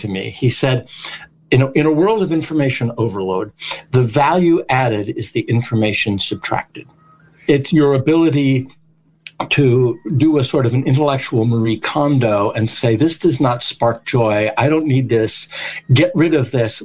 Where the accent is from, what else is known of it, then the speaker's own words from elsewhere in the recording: Australia; I'm being Australian